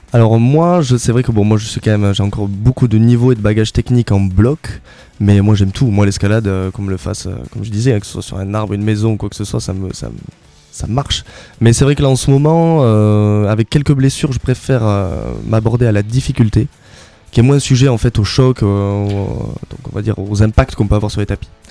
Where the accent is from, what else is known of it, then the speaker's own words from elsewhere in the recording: La Barthe-de-Neste, Occitania, France; je suis natif de Labarthe de Nest à côté de Lannemezan